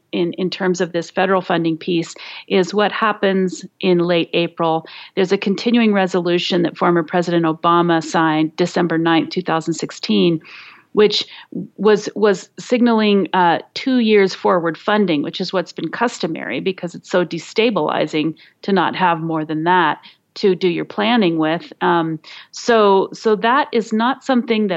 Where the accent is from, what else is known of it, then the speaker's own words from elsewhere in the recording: Colorado, United States; my home state of Colorado